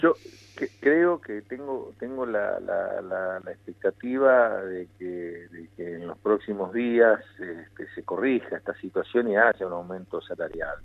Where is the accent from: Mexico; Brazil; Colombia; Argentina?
Argentina; Pico Truncado, Santa Cruz; desde mi pueblo de Pico Truncado